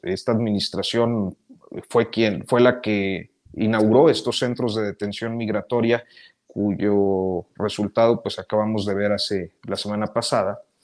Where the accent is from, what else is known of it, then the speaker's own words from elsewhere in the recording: Mexico; pienso como mexicano y los mexicanos siempre tendemos a, simpatizar con la víctima